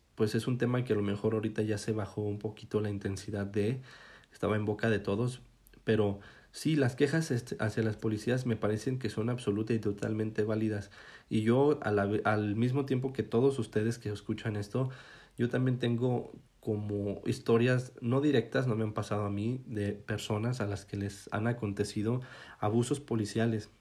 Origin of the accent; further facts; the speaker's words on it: Mexico; como mexicanos